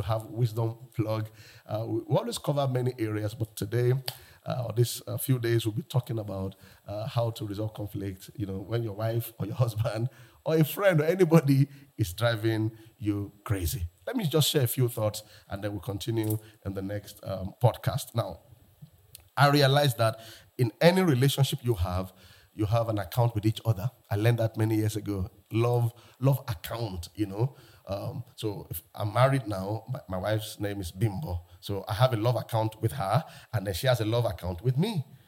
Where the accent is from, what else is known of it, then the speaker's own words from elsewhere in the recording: Lagos, Nigeria; I'm from Lagos, Nigeria